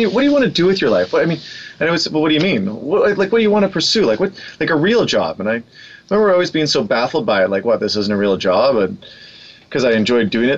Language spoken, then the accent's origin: English; Vancouver, British Columbia, Canada; Born and raised in Vancouver.